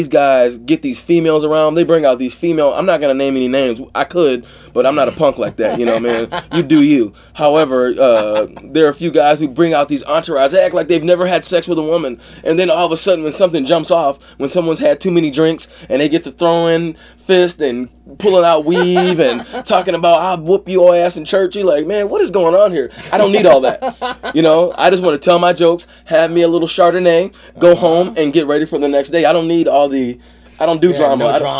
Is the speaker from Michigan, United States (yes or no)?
yes; Ann Arbor, Michigan, United States; also born or lived in Mobile, Alabama; No, I'm not from New York. I'm originally from Mobile, Alabama, but right. I grew up in Ann Arbor, Michigan, right outside Detroit.